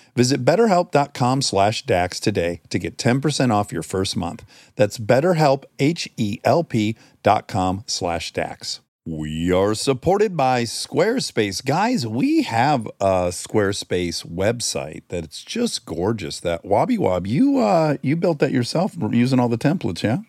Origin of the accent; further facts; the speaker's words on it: Detroit, Michigan, United States; moved away; I'm from Detroit